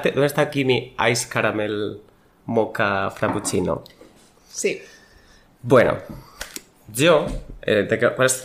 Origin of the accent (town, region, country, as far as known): Don Benito, Extremadura, Spain